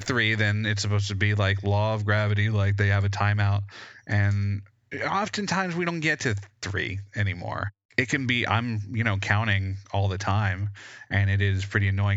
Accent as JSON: {"language": "English", "region": "West Georgia", "country": "United States", "tie": "born or raised there", "said": "growing up in the boondocks in, like, West Georgia"}